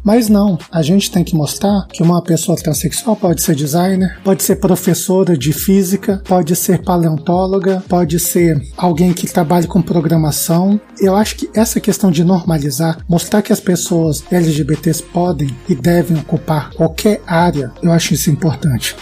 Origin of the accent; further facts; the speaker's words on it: Brasília, Federal District, Brazil; sou de Brasília